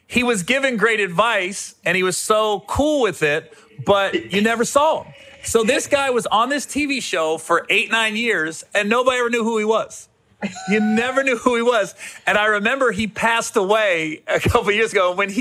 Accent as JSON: {"language": "English", "town": "Cincinnati", "region": "Ohio", "country": "United States", "said": "I'm from Cincinnati."}